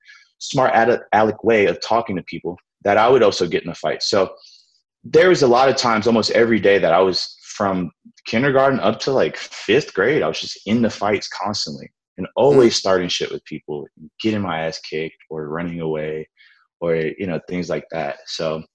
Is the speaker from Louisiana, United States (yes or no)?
yes; New Orleans, Louisiana, United States; I grew up in New Orleans.